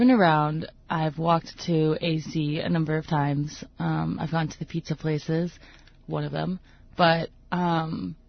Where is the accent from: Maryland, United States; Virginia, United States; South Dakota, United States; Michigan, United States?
Virginia, United States; Northern; moved away as an adult; also born or lived in Toronto, Canada; now in Bethel, United States; I grew up, I never moved. I always lived in, like, Northern Virginia